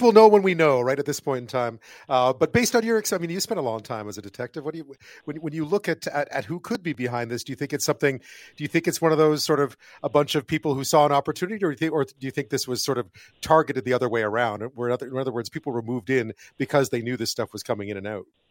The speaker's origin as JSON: {"language": "English", "town": "Montreal", "region": "Quebec", "country": "Canada", "tie": "born or raised there", "moved": "yes", "lives_now": "Toronto, Canada", "said": "I grew up in Montreal"}